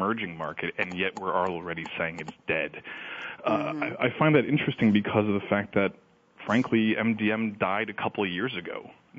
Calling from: Boston, Massachusetts, United States; I am calling from Boston.

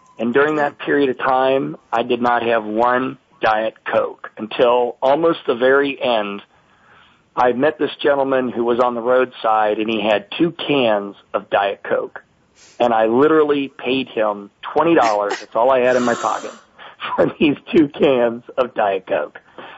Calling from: Cincinnati, Ohio, United States; I'm calling you from the tool and die capital of the United States, Cincinnati, Ohio. And it's 11:20. I'm in the Eastern time zone.

